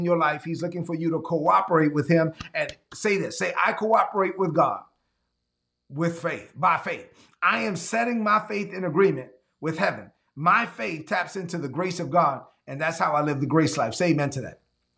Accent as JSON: {"language": "English", "town": "New York City", "region": "New York", "country": "United States", "tie": "born or raised there", "said": "me growing up in Brooklyn"}